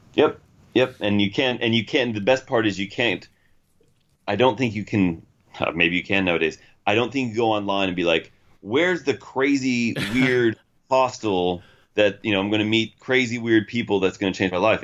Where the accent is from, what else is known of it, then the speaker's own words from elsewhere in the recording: United States; traveling the world as an American